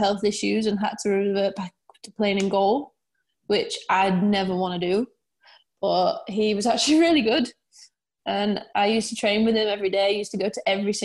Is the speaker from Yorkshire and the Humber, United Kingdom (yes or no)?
yes; Harrogate, Yorkshire and the Humber, United Kingdom; I was born and raised in Harrogate